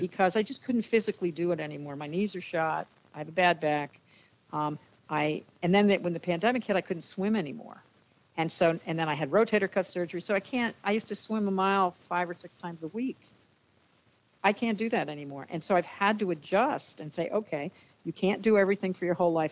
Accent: New Jersey, United States; I grew up in New Jersey

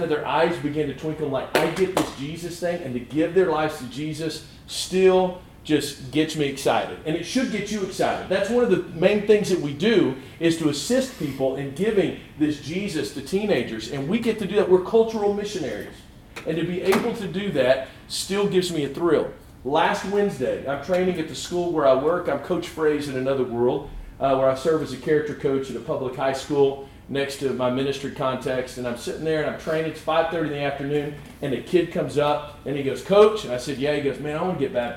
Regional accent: Dallas-Fort Worth, Texas, United States; I grew up in Dallas-Fort Worth

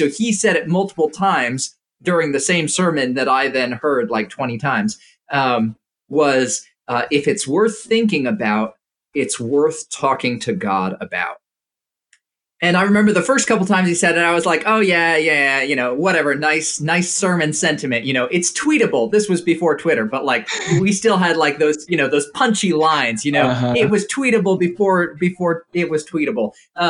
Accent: Indonesia; So when I was growing up, I grew up in Indonesia, and once every 3 years, we would come back to the States and travel to a whole bunch of different churches.

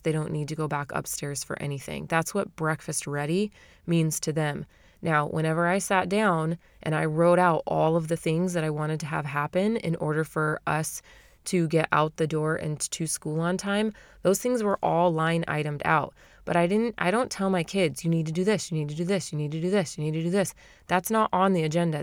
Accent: Arizona, United States; moved away; I'm from Arizona, right? I'm from the valley

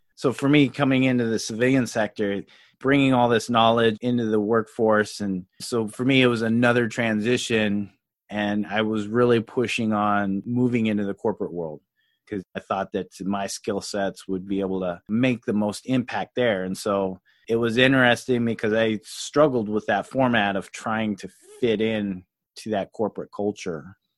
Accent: Louisiana, United States; also born or lived in Colorado; I was actually born in Colorado and grew up in Louisiana

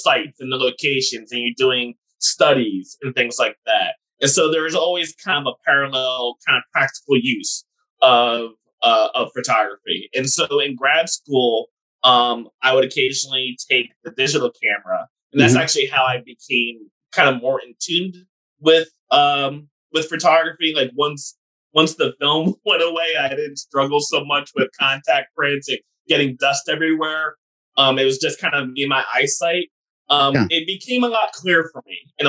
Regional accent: New Jersey, United States; moved away as an adult; also born or lived in Texas / Houston, Texas / North Carolina; now in Raleigh, United States; I grew up in New Jersey.

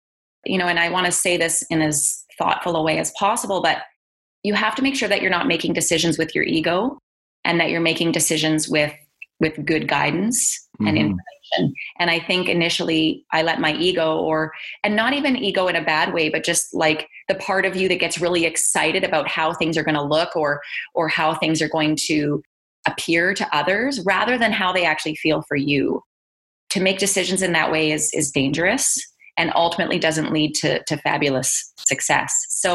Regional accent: Calgary, Alberta, Canada; also born or lived in British Columbia; now in Edmonton, Canada; I was born in British Columbia and I grew up in Calgary in my teen years and went to high school and university in Calgary

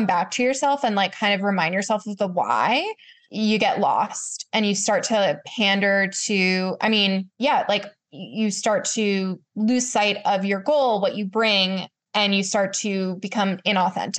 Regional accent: Charlottesville, Virginia, United States; also born or lived in New York; I moved back to Virginia, to my hometown of Charlottesville

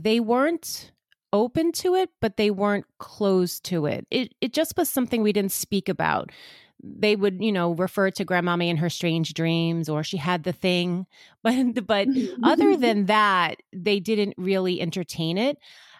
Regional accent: Long Island, New York, United States; So I'm from Long Island, which gives it away even a little bit more because I think every part of New York has a specific little twang, but I am closer to Manhattan, so not that far out east.

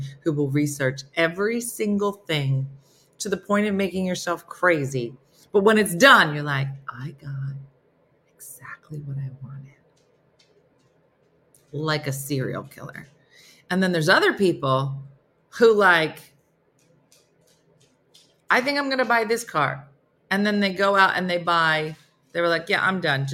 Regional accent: New Jersey, United States; I'm from New Jersey

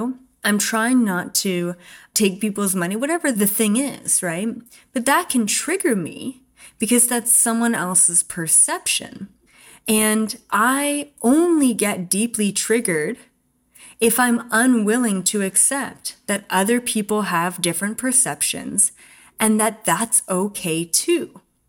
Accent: Canada; I grew up in Canada in Four Seasons and I loved cross-country skiing and I can't wait to do that again.

